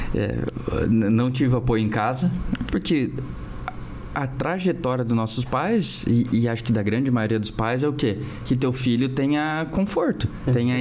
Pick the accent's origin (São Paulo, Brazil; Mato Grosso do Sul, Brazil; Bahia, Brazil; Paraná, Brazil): Paraná, Brazil; Curitiba; also born or lived in United States; eu sou de Curitiba, então nascido e criado aqui